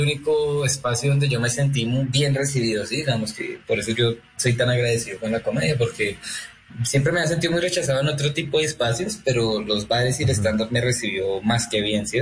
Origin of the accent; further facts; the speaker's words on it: Chía, Cundinamarca, Colombia; yo soy de Chía